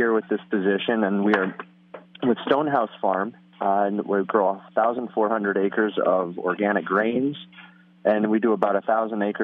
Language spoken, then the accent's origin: English; Hillsdale, New York, United States; I grew up in Columbia County, where the farm is located, on a small vegetable farm